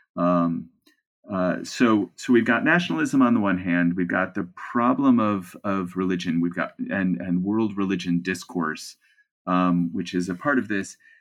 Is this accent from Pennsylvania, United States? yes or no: no; Cleveland, Ohio, United States; moved away as an adult; I'm a kid from Cleveland